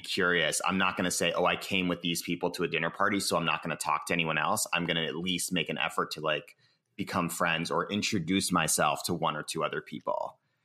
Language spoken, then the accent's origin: English; Cambridge, Massachusetts, United States; now in San Francisco, United States; I was born in Cambridge, Massachusetts